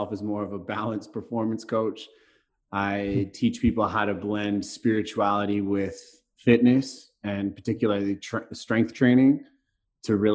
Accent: Vancouver, British Columbia, Canada; also born or lived in Bali, Indonesia; now in Wasaga Beach, Canada; I grew up right close to you right now in the east side of Vancouver

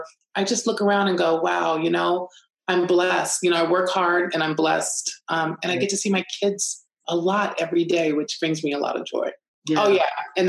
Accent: Los Angeles, California, United States; also born or lived in Texas / Germany; So, you know, I was born in Texas, lived in Germany, but my parents relocated to Los Angeles.

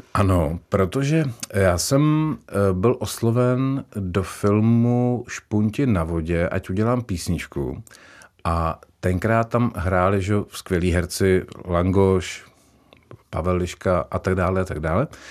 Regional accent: Turnov, Liberec Region, Czechia; now in Prague, Czechia; jsem se narodil v Turnově, což je město, kdo neví, tak je to město když v Českém ráji, před Libercem

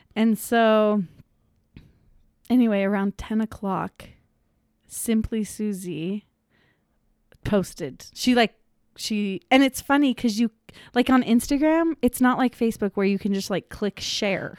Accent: Park City, Utah, United States; I'm from Park City, Utah.

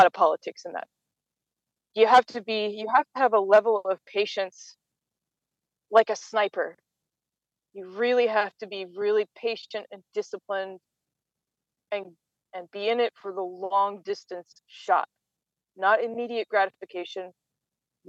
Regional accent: United States; as an American

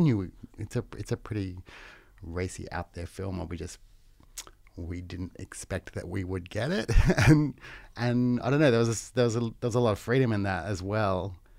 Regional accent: Queensland, Australia; growing up in Queensland, it was still illegal to be gay when I was, when I was a, um, teen

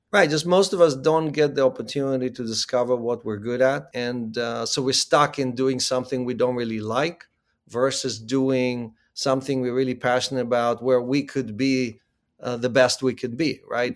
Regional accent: Ukraine; moved away; I was born in the Ukraine

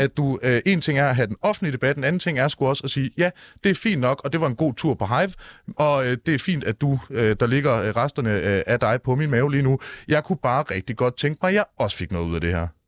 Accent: Jutland, Denmark; jeg er dum mand fra Jylland

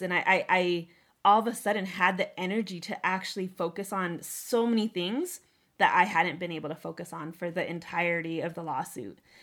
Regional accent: Northern Cheyenne, United States; also born or lived in Oglala Lakota; as a Native woman, as a Oglala woman, as a Northern Cheyenne woman

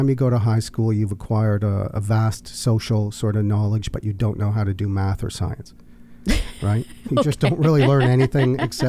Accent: Canada; also born or lived in Los Angeles, United States; Dual citizen. I identify as Canadian.

